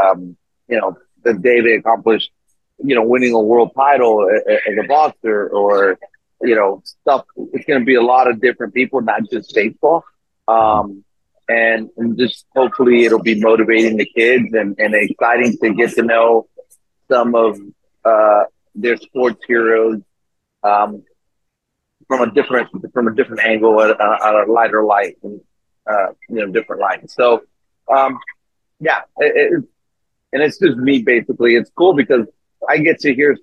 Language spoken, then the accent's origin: English; Tijuana, Baja California, Mexico; also born or lived in National City, California / Chula Vista, California; I was born in Tijuana, grew up on both sides of the border, really, between National City, Chula Vista, and Tijuana.